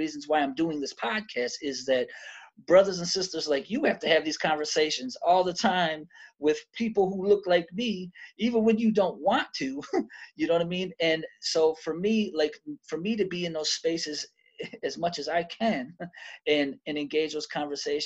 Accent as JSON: {"language": "English", "town": "Detroit", "region": "Michigan", "country": "United States", "tie": "born or raised there", "said": "I'm originally from Detroit. So I grew up half of my childhood in a black city, but then I grew up the other half of my childhood in white cities"}